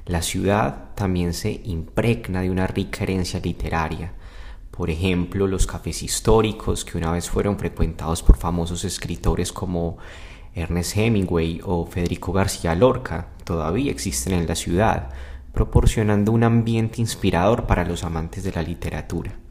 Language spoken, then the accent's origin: Spanish; Medellín, Antioquia, Colombia; Soy de Medellín, Colombia.